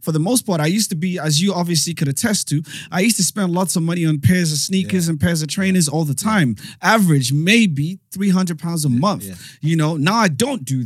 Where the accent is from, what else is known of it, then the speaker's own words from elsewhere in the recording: England, United Kingdom; I'm from England.